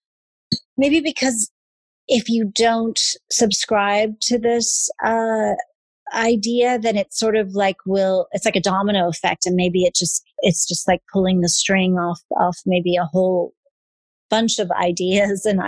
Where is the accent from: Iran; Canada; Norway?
Iran; now in United States; I'm half American. I'm half Iranian. And I've had the luxury of living in, I grew up in Iran for 10 years.